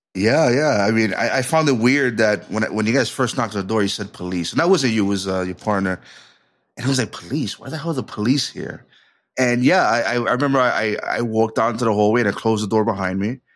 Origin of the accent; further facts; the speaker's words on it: New York City, New York, United States; I was from New York City